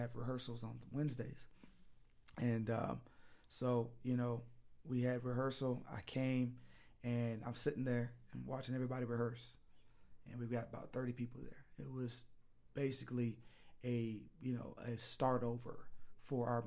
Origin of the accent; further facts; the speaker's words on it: San Bernardino, California, United States; also born or lived in Clovis, California; my parents moved to Southern California in San Bernardino